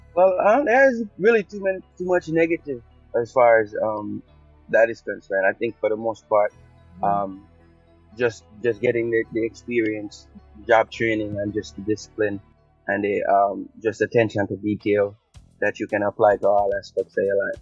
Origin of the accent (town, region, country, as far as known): Jamaica; now in United States